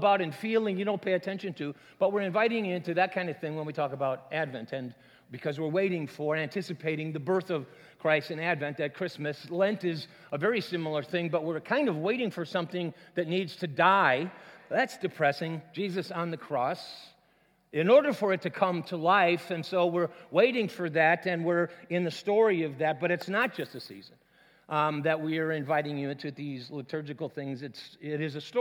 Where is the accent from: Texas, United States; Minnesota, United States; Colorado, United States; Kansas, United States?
Minnesota, United States; moved away; I'm from Minnesota